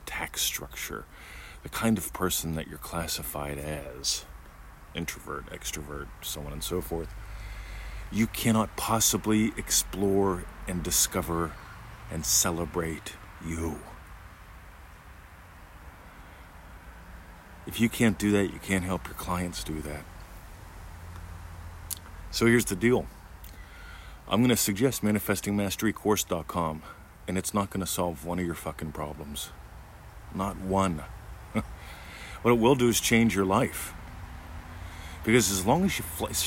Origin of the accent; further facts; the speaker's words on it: Pennsylvania, United States; I grew up in Pennsylvania